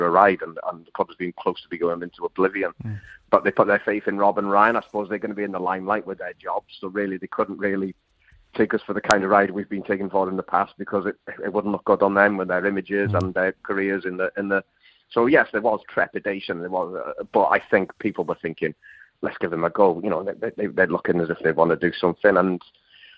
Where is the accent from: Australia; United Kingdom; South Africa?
United Kingdom; Wrexham, Wales; my hometown club